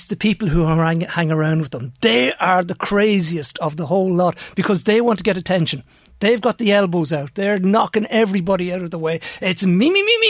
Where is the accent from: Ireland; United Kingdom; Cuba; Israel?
Ireland; Navan, County Meath; I'm from Navan